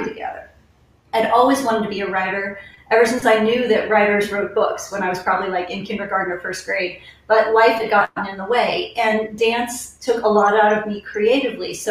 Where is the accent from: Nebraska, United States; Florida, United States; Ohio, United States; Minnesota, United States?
Ohio, United States; now in Wylie, United States; I grew up in Ohio